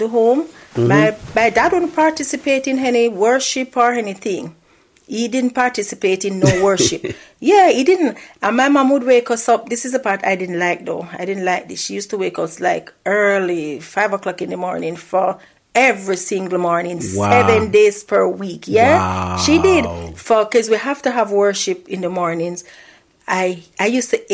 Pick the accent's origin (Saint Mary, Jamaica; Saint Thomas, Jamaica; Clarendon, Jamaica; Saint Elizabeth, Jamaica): Saint Mary, Jamaica; also born or lived in Kingston, Jamaica; as a child growing up in Jamaica, I had a normal life.